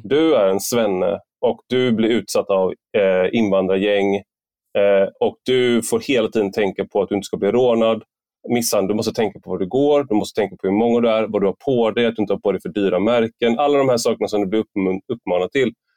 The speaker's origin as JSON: {"language": "Swedish", "town": "Gothenburg", "region": "Västra Götaland", "country": "Sweden", "moved": "yes", "lives_now": "Malmö, Sweden", "said": "vi var ju från, eh, Gö-, eh, Göteborg"}